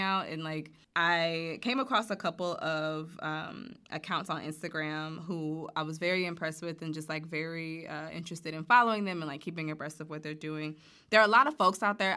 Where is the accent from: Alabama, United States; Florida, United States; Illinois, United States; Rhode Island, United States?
Alabama, United States; Montgomery; I'm from Alabama, born and raised in Montgomery